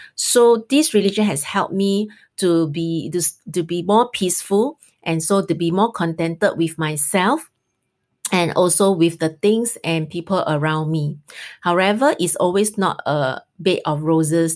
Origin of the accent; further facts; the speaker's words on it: Singapore; we are Singaporean